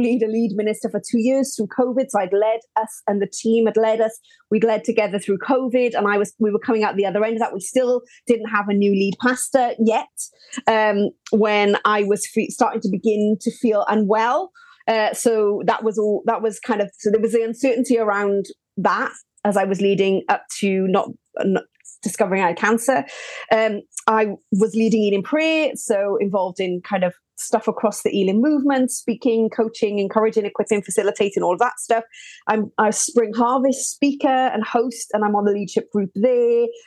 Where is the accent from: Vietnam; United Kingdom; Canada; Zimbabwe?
United Kingdom; Welsh, Wales; now in Birmingham, United Kingdom; I'm Welsh, but I live in the great, great city of Birmingham